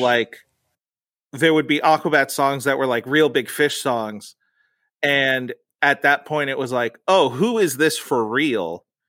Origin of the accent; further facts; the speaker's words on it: United States; So I grew up this Mexican culture, but I grew up in America.